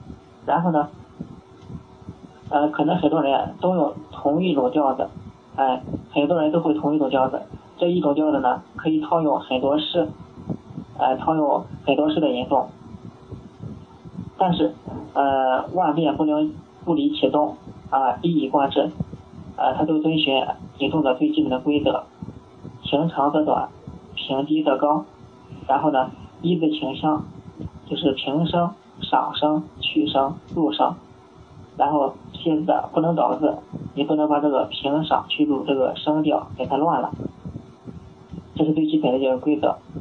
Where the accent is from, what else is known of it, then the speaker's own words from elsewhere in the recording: Weifang, Shandong, China; 我老家是潍坊，潍坊下面一个县城是临朐。